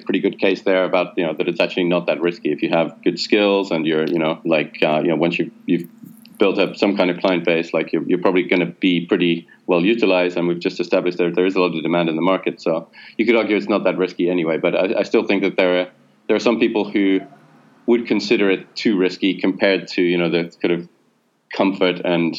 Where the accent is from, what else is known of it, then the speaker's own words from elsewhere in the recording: United Kingdom; now in Berlin, Germany; I expect that I'll still be allowed to live and work in Berlin despite being a British citizen after Brexit.